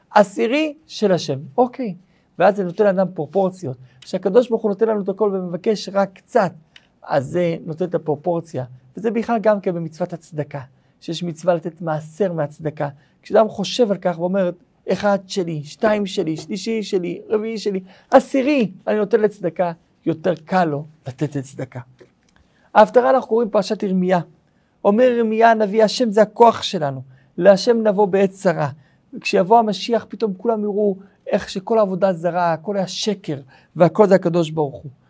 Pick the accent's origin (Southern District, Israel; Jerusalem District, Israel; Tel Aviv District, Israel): Southern District, Israel; Kiryat Malakhi; איפה שגדלתי בקריית מנחי